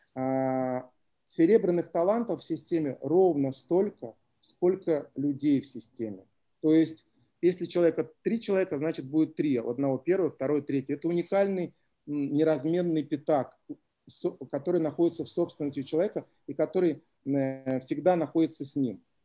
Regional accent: Klintsy, Bryansk Oblast, Russia; город Клинцы, откуда я родом.

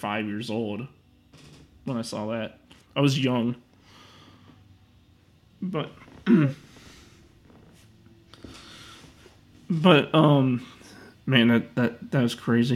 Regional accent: Mount Prospect, Illinois, United States; my old library that I used to go to when I was growing up in Mount Prospect

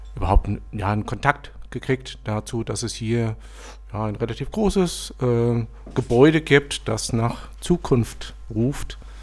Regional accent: Lower Franconia, Bavaria, Germany; moved away as an adult; now in Berlin, Germany; ich komme aus ursprünglich aus Unterfranken, war dort zehn Jahre selbstständig

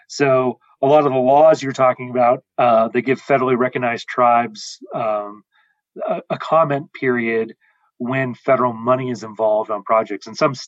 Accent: Wyoming, United States; moved away as an adult; now in Alpine, United States; I'm originally from Wyoming, and I did my master's and my bachelor's at the University of Wyoming.

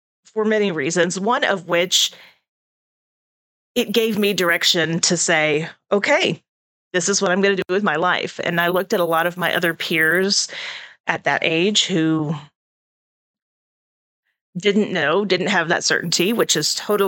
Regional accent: Houston, Texas, United States; moved away as an adult; also born or lived in Los Angeles; now in Putnam County, United States; I grew up in Houston, then I lived in Los Angeles, and then I moved here

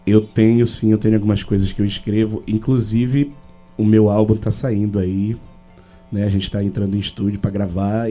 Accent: Pará, Brazil; eu sou paraense e amo essa nossa cultura

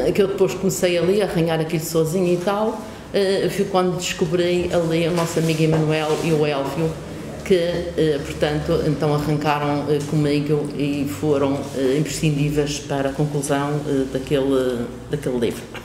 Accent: Porto Santo, Madeira, Portugal; no Porto Santo, que é a minha terra

